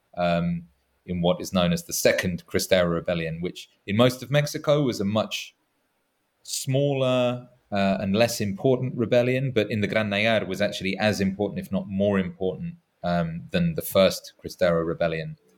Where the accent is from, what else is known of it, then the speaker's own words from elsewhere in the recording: England, United Kingdom; as an Englishman